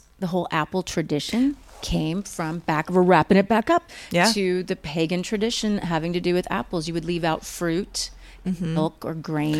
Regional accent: Oklahoma, United States; also born or lived in Missouri / Texas; I grew up there. I grew up in Oklahoma and Texas and Missouri, mainly Oklahoma, Missouri. But I did live in Texas again when I was 18, 19, 20.

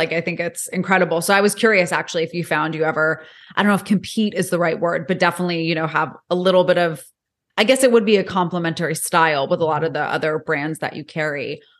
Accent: New York, United States; moved away as an adult; now in Florida, United States; I'm from New York and I moved to Florida 2 years ago.

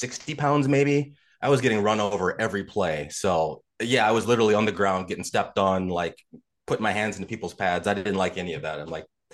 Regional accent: outside of Chicago, Illinois, United States; moved away as an adult; also born or lived in Des Moines, Iowa / South Florida; I grew up outside of Chicago

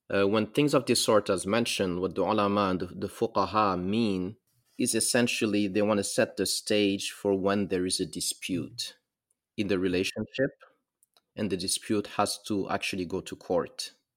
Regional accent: Mauritania; also born or lived in Senegal; I am from West Africa, a country called Mauritania. I'm, I'm, I'm also mixed from West, from Mauritania and Senegal.

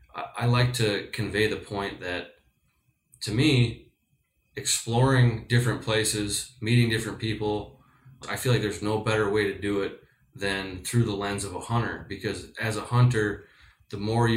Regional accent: Midwest, United States; You know, I grew up hunting whitetails in the Midwest, classic tree stand scenarios.

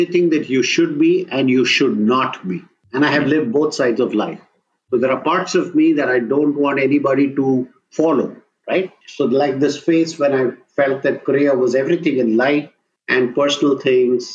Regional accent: South India, India; I come from the South and my wife is a Sindhi

